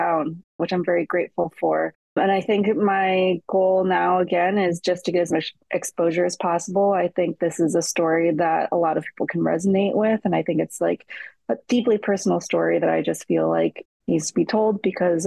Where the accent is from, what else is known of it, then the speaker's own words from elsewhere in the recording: Cleveland, Ohio, United States; I'm originally from Cleveland